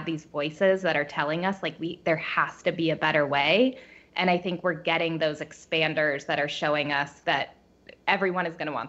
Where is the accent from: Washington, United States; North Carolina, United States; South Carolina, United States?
Washington, United States; Bainbridge Island; So born on the small island of Bainbridge Island and then graduated from Scripps College with a liberal arts degree